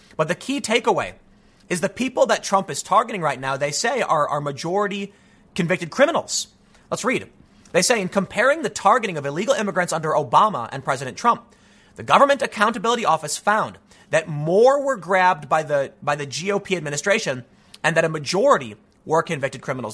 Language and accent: English; United States; I'm an American